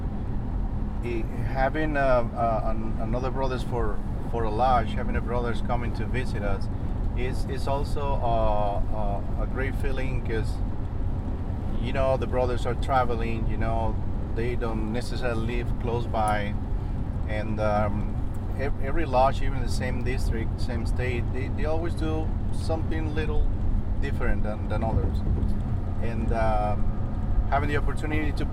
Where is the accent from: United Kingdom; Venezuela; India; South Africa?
Venezuela; now in Florida, United States; I went back to my home country in Venezuela. I went to Caracas